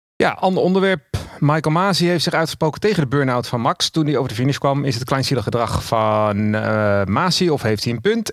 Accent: Amsterdam, North Holland, Netherlands; now in Zaanstreek, Netherlands; En ik kom uit Amsterdam en ik woon in de Zaanstreek.

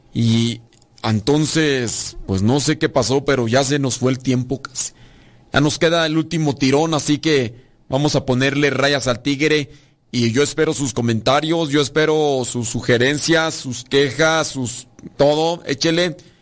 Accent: Mexico; yo soy de México

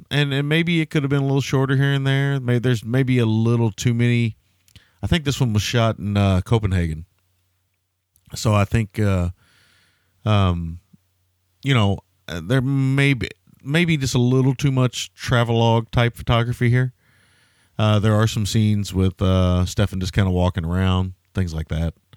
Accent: the South, United States; I grew up in the South

